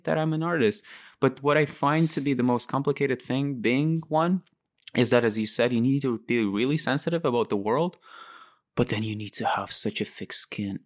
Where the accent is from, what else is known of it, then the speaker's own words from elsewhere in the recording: Latvia; moved away as an adult; also born or lived in Moscow, Russia / London, United Kingdom; why I moved out from Lat-, like, in the first place, um, I was never really inspired by Latvia